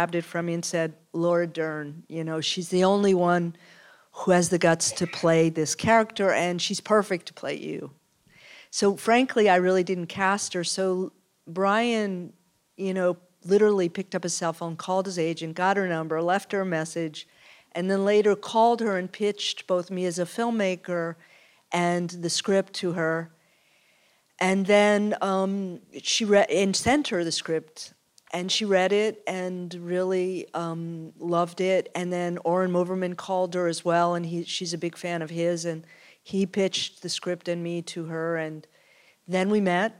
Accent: outside of Philadelphia, Pennsylvania, United States; I'm from outside of Philadelphia

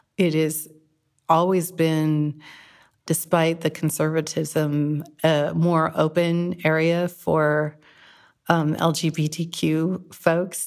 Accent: Whittier, California, United States; moved away as an adult; also born or lived in San Francisco, California; now in Greenville, California, United States; I'm from Whittier, California

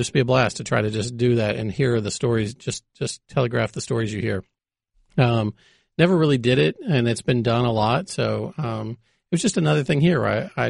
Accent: Texas, United States; Well, I grew up in Texas. I was a, a pretty big diehard college football fan growing up.

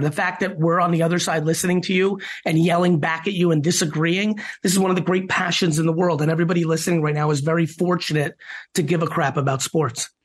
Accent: Queens and then New Jersey, United States; also born or lived in Soviet Union; growing up in Queens and then New Jersey

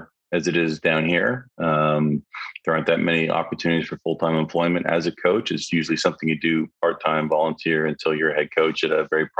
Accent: Toronto, Ontario, Canada; moved away as an adult; now in United States; growing up in Canada

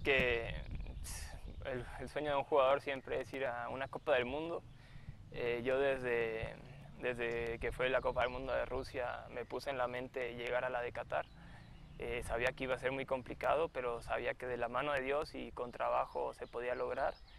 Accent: Mexico; also born or lived in Argentina; yo nací allá, eh, me considero más mexicano porque desde los dos años eh, estoy acá, me crié acá.

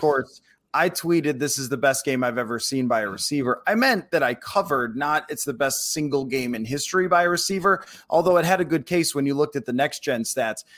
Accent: Buffalo, New York, United States; moved away; I grew up in Buffalo.

